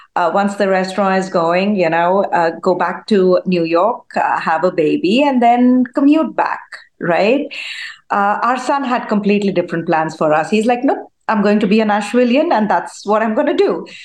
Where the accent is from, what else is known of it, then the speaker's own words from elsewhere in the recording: India; now in United States; I was born in India. I grew up in India. Spent uh, you know uh, the majority of my childhood over there.